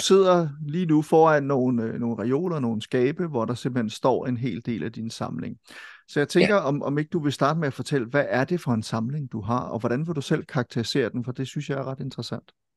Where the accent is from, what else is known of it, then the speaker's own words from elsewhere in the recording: Silkeborg, Central Denmark Region, Denmark; Folkebibliotek i Silkeborg, ja. hvor jeg kommer fra